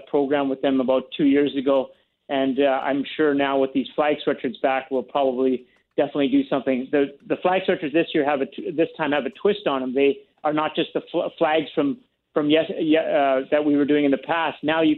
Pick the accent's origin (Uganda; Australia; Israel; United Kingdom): Uganda; now in Canada; my shirt is a Canadian shirt with the Ugandan flag on the sleeve, because I came from Uganda.